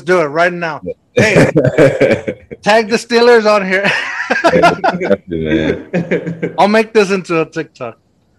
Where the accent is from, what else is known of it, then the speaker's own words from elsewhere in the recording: Mexico; moved away; I'm from Mexico